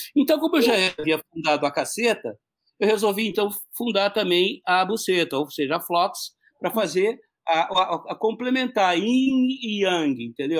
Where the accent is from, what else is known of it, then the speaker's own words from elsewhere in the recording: Curitiba, Paraná, Brazil; eu sou do Paraná, sou de Curitiba